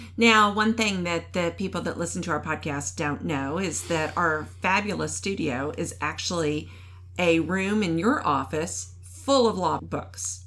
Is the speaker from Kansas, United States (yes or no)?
yes; Kansas, United States; also born or lived in Wichita, Kansas; now in Virginia, United States; I'm from Kansas